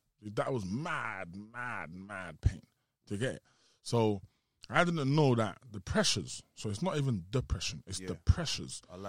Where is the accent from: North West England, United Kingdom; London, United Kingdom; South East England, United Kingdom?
South East England, United Kingdom; We're both from Kent and we both went Tennyson's.